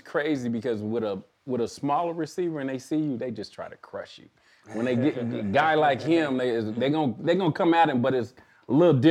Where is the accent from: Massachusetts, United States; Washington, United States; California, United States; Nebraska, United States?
California, United States; Pasadena; also born or lived in Tennessee; I grew up over there in the bad part of Pasadena